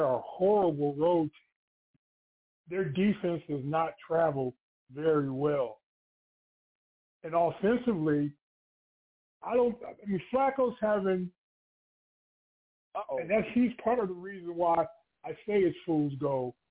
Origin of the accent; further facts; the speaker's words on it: Cleveland, Ohio, United States; I'm from Cleveland. I lived in Cleveland most of my life